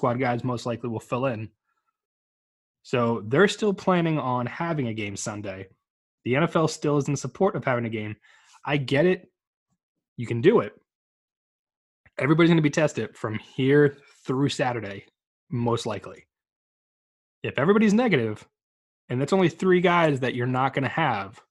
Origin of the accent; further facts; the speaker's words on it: New Jersey, United States; I grew up in New Jersey